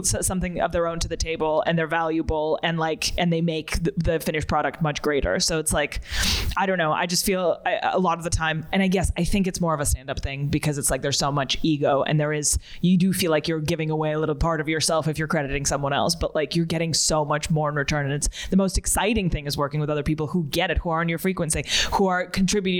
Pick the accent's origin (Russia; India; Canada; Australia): Russia; moved away; I'm originally from Russia